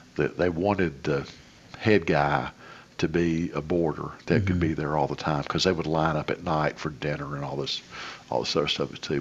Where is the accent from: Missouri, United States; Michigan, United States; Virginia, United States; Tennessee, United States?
Tennessee, United States; Lebanon; growing up in Lebanon